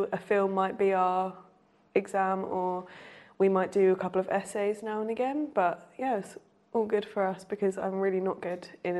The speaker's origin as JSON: {"language": "English", "town": "Folkestone", "region": "South East England", "country": "United Kingdom", "tie": "born or raised there", "moved": "as an adult", "said": "I come from Folkestone in Kent. It's a seaside town also. I'm not sure about the history of it at all, probably fishing again. Lived in the same house for 19 years, so my whole life."}